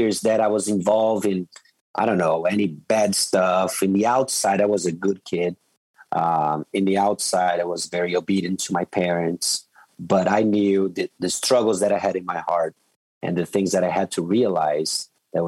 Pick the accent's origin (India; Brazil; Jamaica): Brazil; So I grew up, I was raised in Brazil